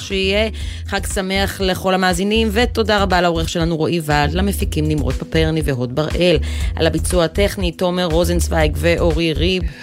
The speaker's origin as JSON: {"language": "Hebrew", "town": "Haifa", "region": "Haifa District", "country": "Israel"}